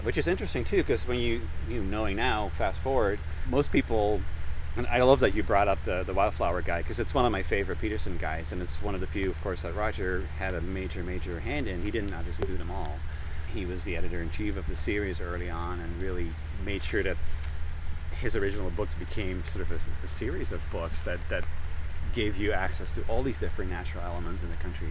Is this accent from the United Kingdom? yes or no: no; Netherlands; moved away; I was born and raised in the Netherlands, far far away from here